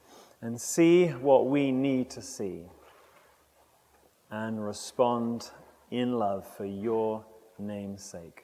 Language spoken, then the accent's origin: English; England, United Kingdom; moved away; I'm English